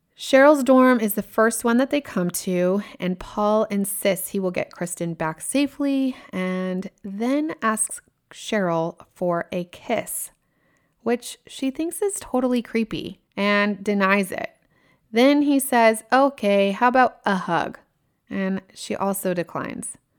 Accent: Ventura, California, United States; I grew up in Ventura

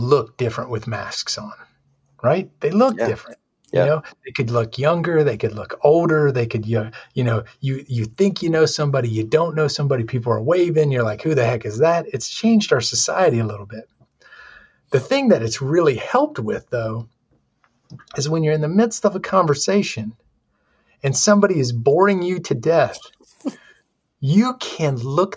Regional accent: the South, United States; growing up in the South

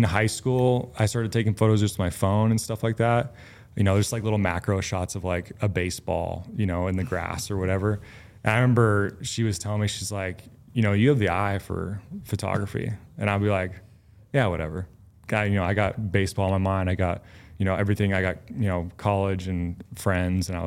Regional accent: Oregon, United States; I grew up in Oregon

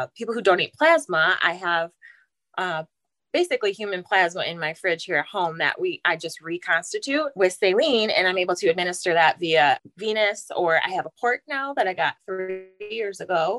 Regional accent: halfway between Lansing and Detroit, Michigan, United States; I'm from Michigan, kind of halfway between Lansing and Detroit. And I married my high school sweetheart.

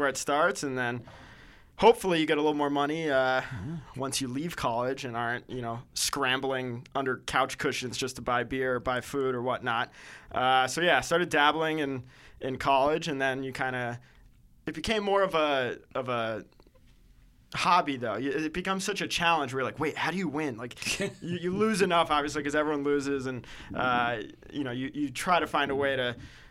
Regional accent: Connecticut, United States; also born or lived in Syracuse; Growing up in Connecticut

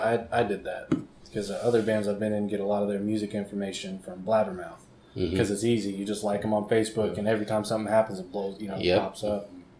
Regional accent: Tulsa, Oklahoma, United States; I was growing up in Tulsa

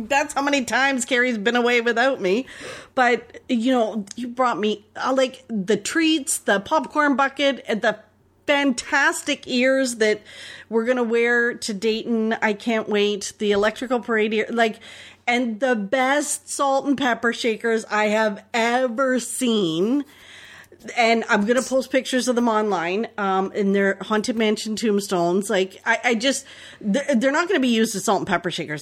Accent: Canada; accent: Canadian; our Canadian accents

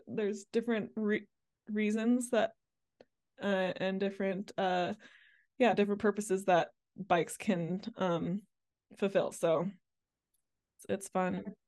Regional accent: Mississippi, United States; moved away as an adult; also born or lived in Amsterdam, Netherlands; I grew up, uh, largely in, uh, Mississippi

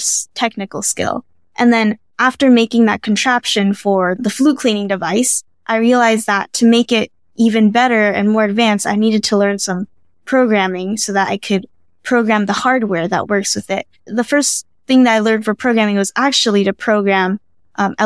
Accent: California, United States; moved away as an adult; now in Baltimore, United States; I was born and raised in California

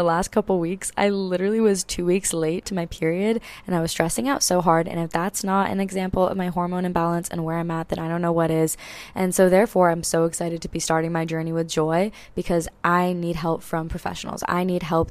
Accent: Maui, Hawaii, United States; I'm born and raised in Maui, Hawaii

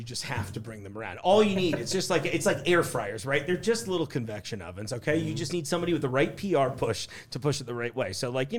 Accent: East Coast, United States; now in Hamilton, United States; growing up on the East Coast

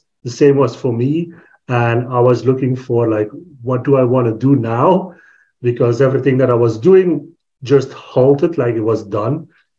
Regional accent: Belgium; I'm from Belgium, born and raised in Belgium

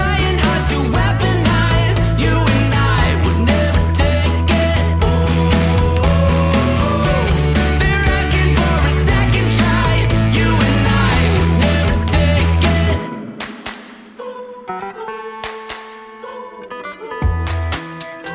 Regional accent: New York, United States; I was born in New York, so Mulberry Street

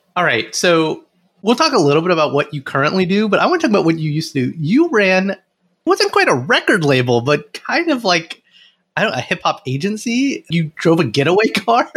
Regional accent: Alabama, United States; I grew up in Alabama and it was mostly white people

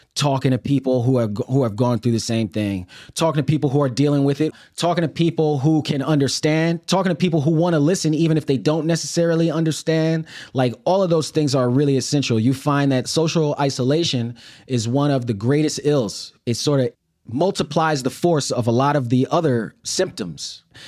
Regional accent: New York City, New York, United States; moved away as an adult; I grew up in Brooklyn and, you know, it was Brooklyn in the eighties and nineties

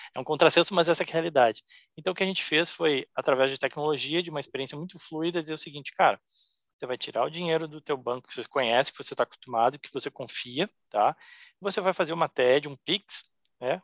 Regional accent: Cruz Alta, Rio Grande do Sul, Brazil; moved away as an adult; also born or lived in Porto Alegre; now in Miami, United States; Gaúcho, é, gremista, nascido em Porto Alegre, mas me criei na, na campanha em Cruz Alta, onde fiquei a minha infância por lá

